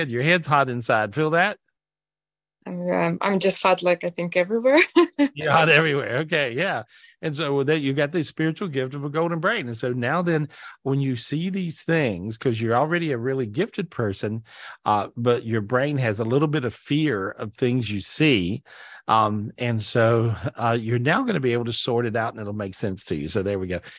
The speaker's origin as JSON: {"language": "English", "country": "Belarus", "moved": "yes", "lives_now": "Los Angeles, United States", "said": "Originally from Belarus."}